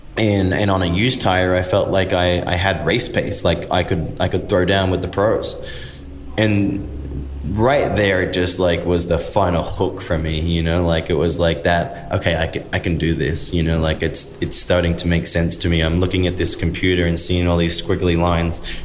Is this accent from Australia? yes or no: yes; Australia; moved away as an adult; now in United States; as a kid, I'm an Aussie